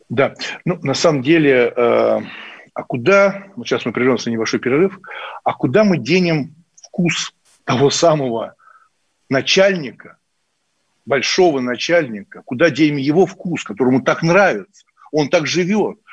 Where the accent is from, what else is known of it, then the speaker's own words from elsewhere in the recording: Moscow, Russia; я коренной москвич с большой историей там моей семьи